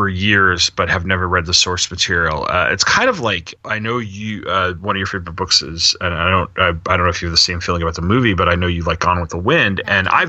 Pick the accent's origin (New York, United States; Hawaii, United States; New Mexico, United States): New York, United States; the New York area, United States; Growing up in the New York area